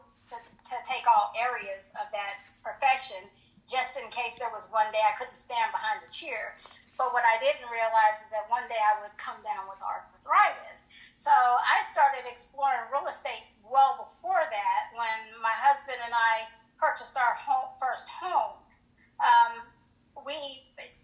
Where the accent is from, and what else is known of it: Colorado Springs, Colorado, United States; moved away as an adult; also born or lived in Hinesville, Georgia